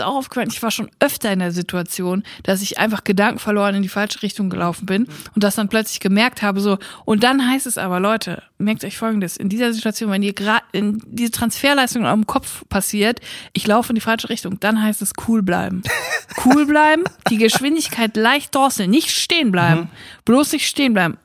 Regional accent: Siegerland, North Rhine-Westphalia, Germany; meiner Heimat im Siegerland

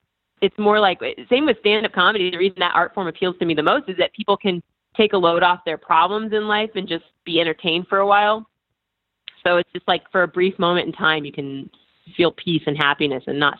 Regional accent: Midwest, United States; So, and I'm from the Midwest.

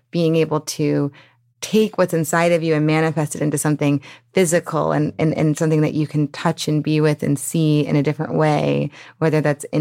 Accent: New Orleans, Louisiana, United States; because I grew up in the French Quarter

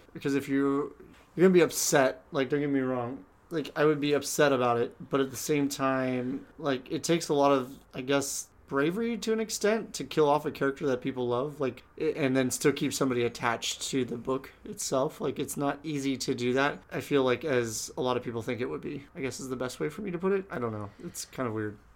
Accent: San Diego, California, United States; moved away; Growing up in San Diego

